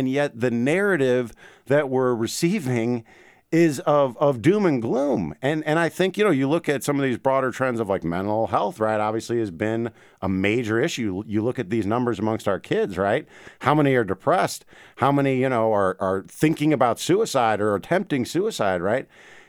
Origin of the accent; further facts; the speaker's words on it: St. Louis, Missouri, United States; also born or lived in Memphis, United States / Washington, D.C., United States; So I grew up in St. Louis, right? Big cities. I lived in Memphis. I lived in Washington, D.C.